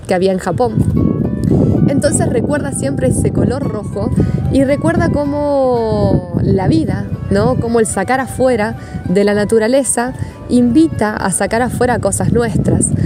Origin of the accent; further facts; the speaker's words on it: Argentina; moved away as an adult; now in Turin, Italy; la ciudad en la que elegí venir a vivir cuando salí de Argentina, que es Torino